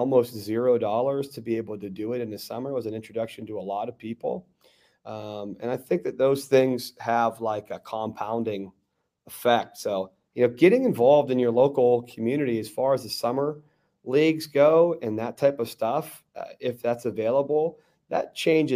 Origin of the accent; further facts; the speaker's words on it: Garden City, United States; in the community that I grew up in, outside of Monrovia, a place called Garden City